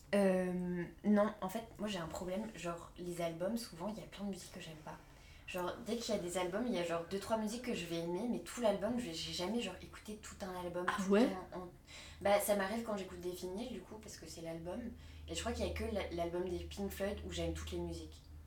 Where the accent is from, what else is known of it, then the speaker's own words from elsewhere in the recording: Paris region, Île-de-France, France; also born or lived in Asnières-sur-Seine / Rambouillet / Normandy; j'ai grandi genre sur Agnières sur Seine et après on est allé à Rambouillet du coup dans le 78 donc je suis toujours restée dans, dans région parisienne